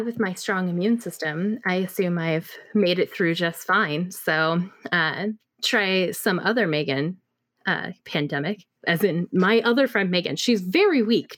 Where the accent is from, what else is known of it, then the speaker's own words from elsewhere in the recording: Pacific Northwest, United States; moved away as an adult; now in Austin, United States; I may be Pacific Northwest born, bred, raised, lived thirty-plus years, but, uh, six months in Texas